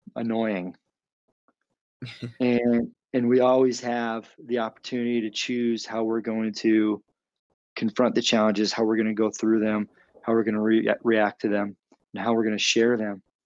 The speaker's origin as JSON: {"language": "English", "region": "Arizona", "country": "United States", "said": "I'm from Arizona."}